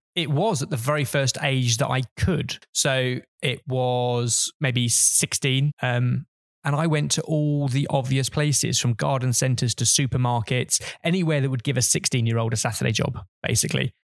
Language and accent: English; Hertfordshire, East of England, United Kingdom; I grew up in Hertfordshire